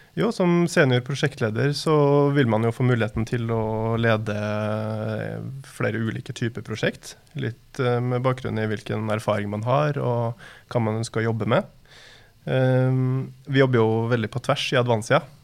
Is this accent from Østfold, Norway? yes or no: no; Molde, Møre og Romsdal, Norway; moved away as an adult; now in Oslo, Norway; Så kommer jeg fra Molde og bor, har bodd i Oslo da, de siste 15 årene.